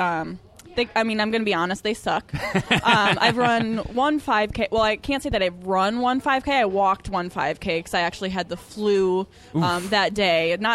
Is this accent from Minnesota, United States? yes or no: yes; Minnesota, United States; I'm from Minnesota, so we did the Red, White, and Boom on July 4th.